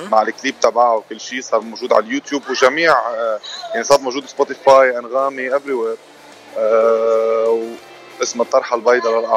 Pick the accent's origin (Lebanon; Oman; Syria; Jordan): Lebanon; ببعث لك اياها انا من لبنان